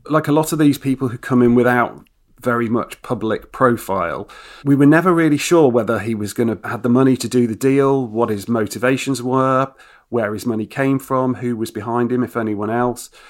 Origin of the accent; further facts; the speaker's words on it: Nottingham, East Midlands, United Kingdom; also born or lived in Japan; I grew up in Nottingham